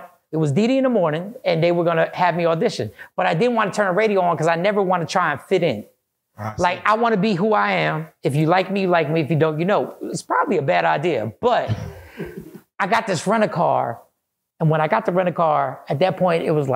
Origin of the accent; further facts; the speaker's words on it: East Coast, United States; moved away as an adult; now in Texas, United States; I'm from the East Coast